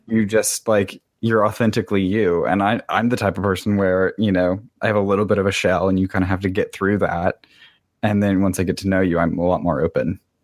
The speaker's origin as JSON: {"language": "English", "region": "the South", "country": "United States", "tie": "born or raised there", "also_born_or_lived": "Miami", "moved": "yes", "lives_now": "Washington, D.C., United States", "said": "I grew up in the South"}